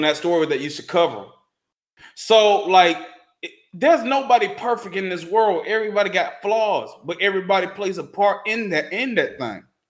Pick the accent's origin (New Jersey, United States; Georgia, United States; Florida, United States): Georgia, United States; Statesboro; my hometown